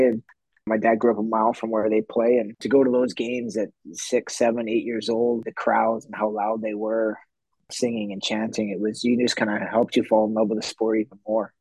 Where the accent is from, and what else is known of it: Canada